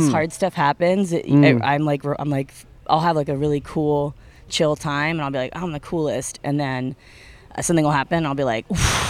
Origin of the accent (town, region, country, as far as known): Brooklyn, New York, United States